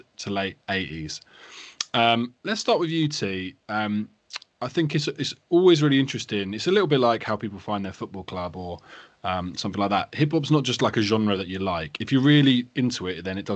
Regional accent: England, United Kingdom; I grew up sort of outside of London.

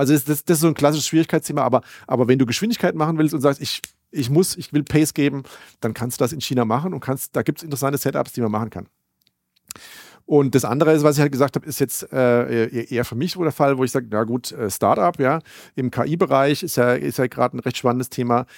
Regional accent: Germany; wir als Deutsche

